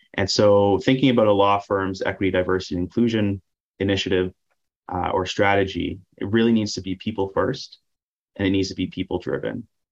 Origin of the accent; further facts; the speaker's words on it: Ottawa, Ontario, Canada; I'm from Ottawa, very proud of that fact.